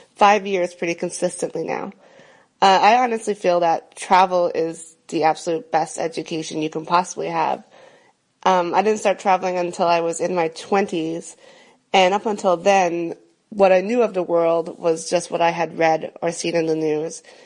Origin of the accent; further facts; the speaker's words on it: Canada; moved away as an adult; now in Berlin, Germany; I'm Canadian, but I currently live in Berlin, Germany